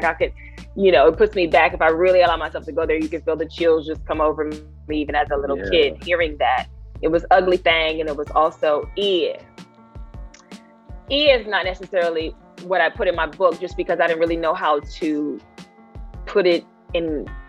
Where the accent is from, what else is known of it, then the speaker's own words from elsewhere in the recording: the South, United States; Now, growing up in the South, we all had different nicknames, right? From the South, everybody had a little funny nickname